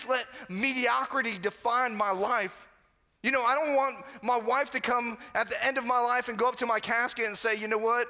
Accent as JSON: {"language": "English", "region": "Florida", "country": "United States", "tie": "born or raised there", "moved": "yes", "said": "I pretty much grew up on the other coast of Florida"}